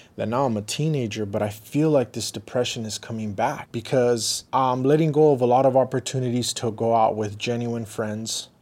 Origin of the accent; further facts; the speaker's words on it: Riverside, California, United States; also born or lived in Los Angeles; growing up in Riverside, it was more slower